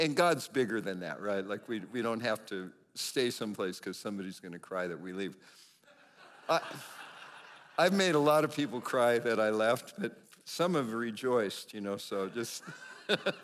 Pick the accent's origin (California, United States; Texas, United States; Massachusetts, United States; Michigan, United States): California, United States; Northern; moved away as an adult; also born or lived in Pennsylvania; I grew up in Northern California, and actually, we left there. In 1987 and went to Pennsylvania